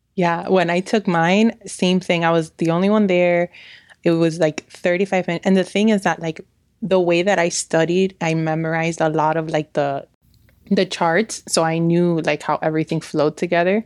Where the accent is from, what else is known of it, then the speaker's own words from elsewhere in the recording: New York, United States; now in Miami, United States; I'm originally from New York.